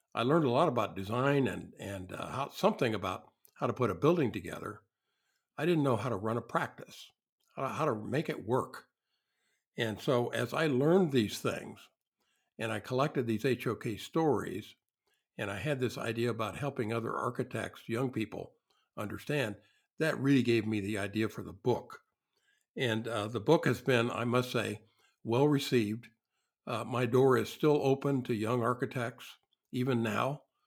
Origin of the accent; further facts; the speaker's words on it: southern Illinois, United States; There were no architects in my hometown. I grew up in a small industrial town in the south part of uh, of Illinois